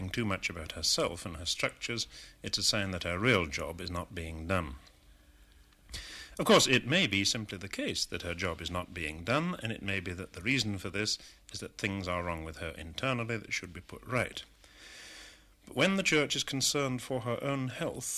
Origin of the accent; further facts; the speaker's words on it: England, United Kingdom; as an Englishman